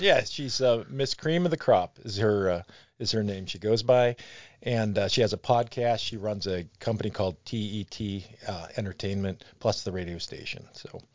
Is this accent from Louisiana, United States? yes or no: no; Brunswick, Ohio, United States; I grew up in Brunswick